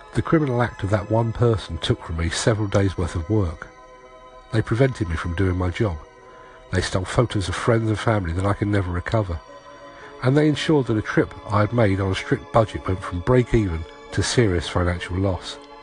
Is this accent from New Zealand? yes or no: no; London, United Kingdom; As a Londoner